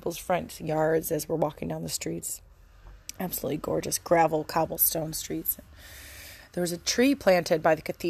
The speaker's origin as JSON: {"language": "English", "town": "Angola", "region": "New York", "country": "United States", "tie": "born or raised there", "also_born_or_lived": "Texas", "moved": "yes", "said": "I'm an Italian-American woman, and I grew up in Angola, New York, growing our own tomatoes"}